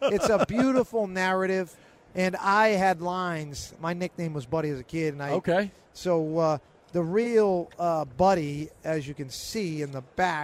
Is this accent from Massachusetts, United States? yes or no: yes; Salem, Massachusetts, United States; I grew up in Salem, Mass. 01970, the Witches.